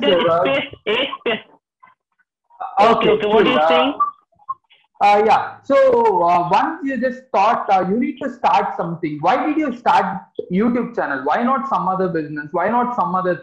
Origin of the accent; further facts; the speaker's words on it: Mysore, Karnataka, India; I'm from Karnataka, a place called as Mysore.